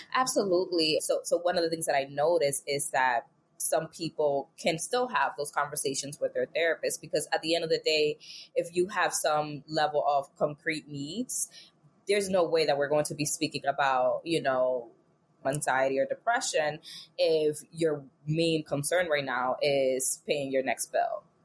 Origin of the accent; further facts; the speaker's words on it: New York City, New York, United States; I'm from New York. New York City baby